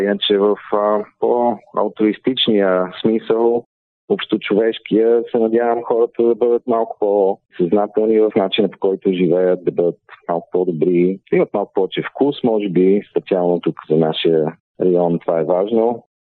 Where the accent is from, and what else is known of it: Bulgaria